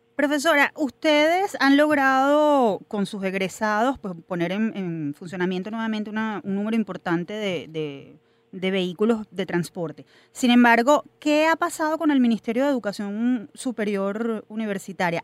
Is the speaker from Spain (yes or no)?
no; Venezuela